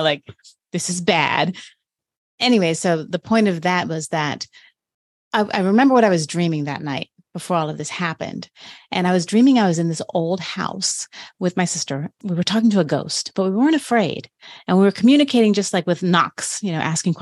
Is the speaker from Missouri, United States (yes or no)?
no; Florida, United States; I'm from Florida, so I slept through many hurricanes.